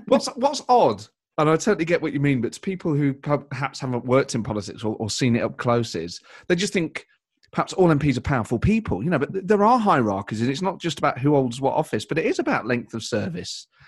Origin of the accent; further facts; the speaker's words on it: Nottingham, East Midlands, United Kingdom; I'm from Nottingham, I'm from the Midlands, so we kind of, even though I'm very proud of having a distinct East Midlands identity